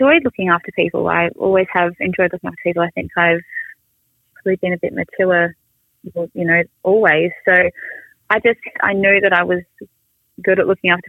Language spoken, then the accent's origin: English; Sydney, New South Wales, Australia; I grew up in Manly, which is, you know, in Sydney